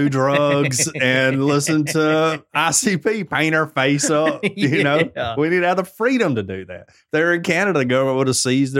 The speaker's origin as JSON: {"language": "English", "region": "Alabama", "country": "United States", "said": "I'm from Alabama."}